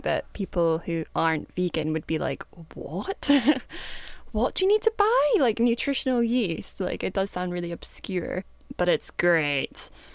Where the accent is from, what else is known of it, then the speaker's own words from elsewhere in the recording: Kinross, Scotland, United Kingdom; I'm from Kinross, which is in Scotland